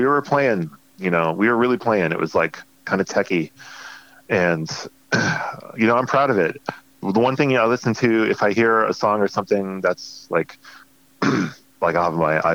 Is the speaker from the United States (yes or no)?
yes; Connecticut, United States; growing up in Connecticut